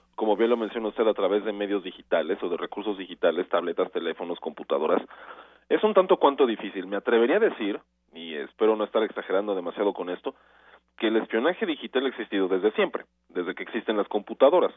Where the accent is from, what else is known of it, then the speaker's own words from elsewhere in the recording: Mexico; nosotros como mexicanos